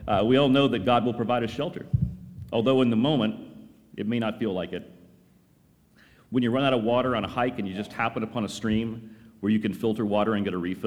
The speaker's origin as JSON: {"language": "English", "region": "North Carolina", "country": "United States", "tie": "born or raised there", "said": "my early days growing up in North Carolina"}